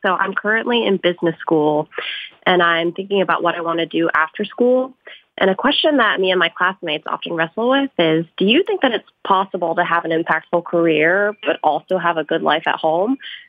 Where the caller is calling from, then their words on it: Chicago, Illinois, United States; I'm from Chicago.